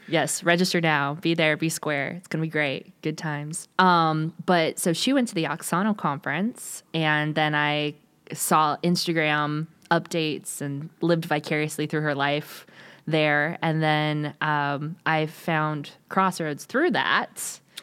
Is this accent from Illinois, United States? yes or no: no; California, United States; moved away; originally from California, so, you know, I got all the vocal fry